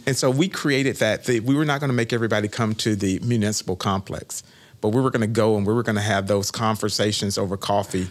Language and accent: English; Winter Haven, Florida, United States; also born or lived in Daytona Beach; this was my hometown. I was born and raised in Winterhaven